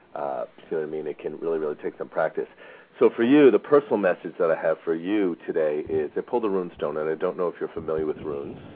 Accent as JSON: {"language": "English", "region": "East Coast", "country": "United States", "tie": "born or raised there", "moved": "yes", "lives_now": "Phoenix, United States", "said": "I grew up on the East Coast, and there was a lot more vines and greenery than there is here in Phoenix"}